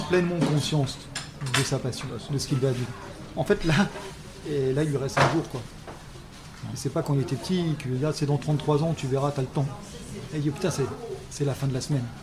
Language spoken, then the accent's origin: French; France; moved away; also born or lived in a Germanic country (14 years); je suis français, ayant vécu 14 ans dans un pays germanique